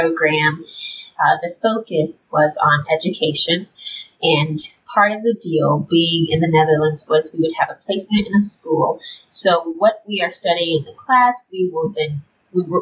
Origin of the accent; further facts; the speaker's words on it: Detroit, Michigan, United States; moved away as an adult; now in Grand Rapids, United States; I grew up in Detroit, born and raised, and I never left Detroit until I went to college